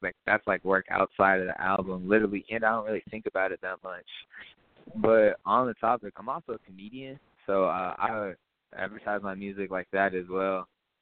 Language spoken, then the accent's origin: English; North Carolina, United States; I was born in North Carolina